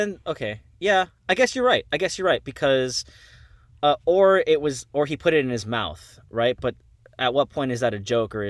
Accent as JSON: {"language": "English", "town": "Miami", "region": "Florida", "country": "United States", "said": "Absolutely I did. I'm from Miami."}